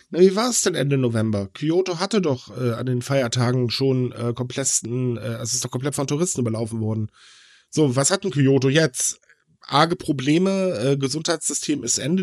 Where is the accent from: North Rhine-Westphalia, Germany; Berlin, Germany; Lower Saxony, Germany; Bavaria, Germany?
Lower Saxony, Germany; Hitzacker; moved away; aus Hitzacker, also sprich meine Heimat